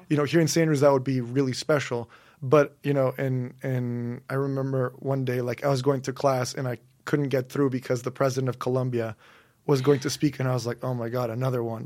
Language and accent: English; Monterrey, Nuevo León, Mexico; moved away; also born or lived in St Andrews, Scotland; I'm from Monterrey, Mexico. So that's in the northeast of Mexico.